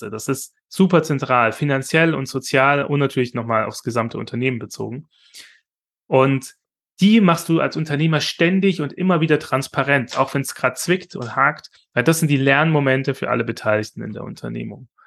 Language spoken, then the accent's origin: German; Esslingen, Baden-Württemberg, Germany; Oder das Popinski in, äh, in Esslingen, wo ich herkomme, ähm